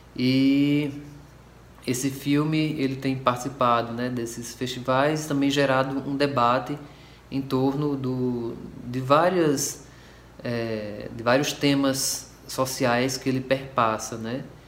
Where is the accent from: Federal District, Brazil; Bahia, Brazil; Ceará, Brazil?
Ceará, Brazil; Cariri; esse local de onde eu venho, que são as minhas referências